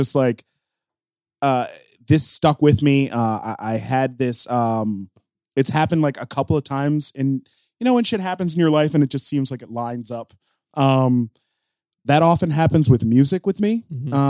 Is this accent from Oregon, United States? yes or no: no; outside of Albany, New York, United States; I grew up outside of Albany.